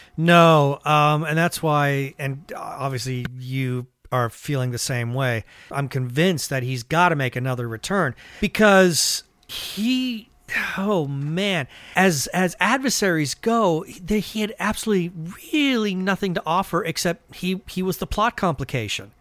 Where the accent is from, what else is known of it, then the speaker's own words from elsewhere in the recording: suburb of San Francisco, California, United States; I was growing up in California and I was growing up in a suburb of San Francisco